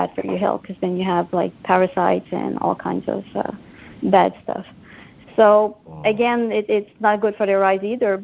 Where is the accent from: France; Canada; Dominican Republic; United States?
Canada; I'm Canadian